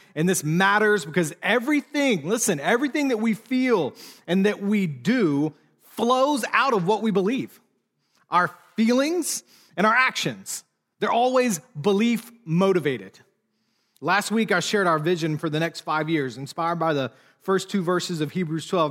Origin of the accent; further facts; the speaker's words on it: United States; also born or lived in Charlotte, North Carolina, United States; as an American